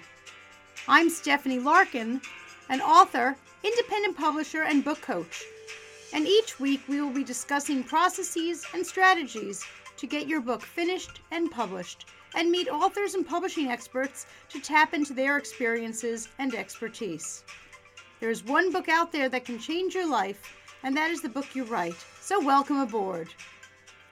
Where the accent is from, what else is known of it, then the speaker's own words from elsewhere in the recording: New York, United States; As a New Yorker